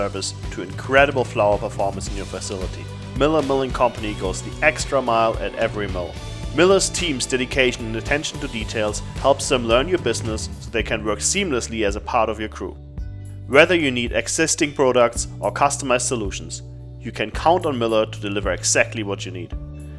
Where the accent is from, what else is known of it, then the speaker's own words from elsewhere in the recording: Germany; moved away as an adult; also born or lived in Africa; I came from a small town in Germany, and it was It was scary somewhat, you know, moving to Africa for a while, but coming over here definitely changed my life.